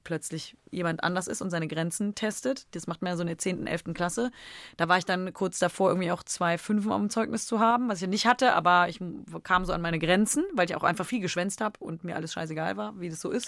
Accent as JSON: {"language": "German", "town": "Cologne", "region": "North Rhine-Westphalia", "country": "Germany", "tie": "born or raised there", "accent": "Kölsch", "said": "meine Sprache meiner Heimat"}